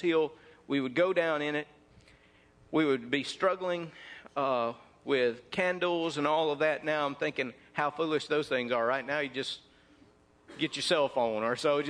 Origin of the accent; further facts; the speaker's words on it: North Mississippi, United States; When I was raised up in North Mississippi